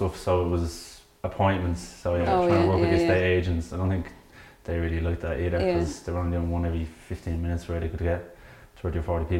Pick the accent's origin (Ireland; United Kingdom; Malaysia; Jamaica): Ireland; Dublin, Leinster; Well, I'm originally from Conjure Fairview around there, and Niamh's up on Griffith Avenue. So anywhere we looked was always going to be by my own territory in Santry.